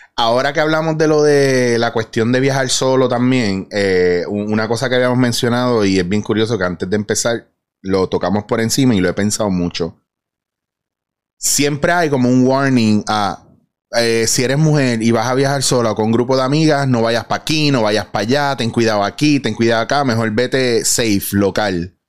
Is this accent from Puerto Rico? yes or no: yes; Puerto Rico; como puertorriqueños que somos